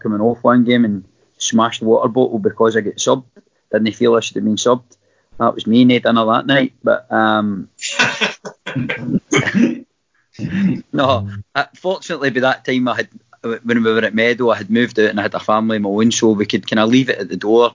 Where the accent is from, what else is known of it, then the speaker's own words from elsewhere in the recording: Irvine, Scotland, United Kingdom; I was from Irvine, you know, the family's from Irvine originally